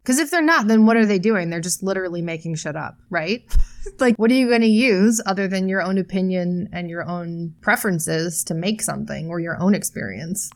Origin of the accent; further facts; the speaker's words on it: United States; We're both American